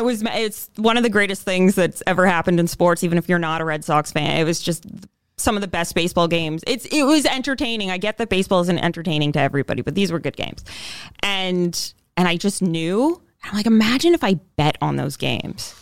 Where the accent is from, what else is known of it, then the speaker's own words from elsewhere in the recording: London, Ontario, Canada; moved away as an adult; I'm originally from London, Ontario, but I haven't, other than just kind of being holed up there for some of the pandemic, I haven't lived there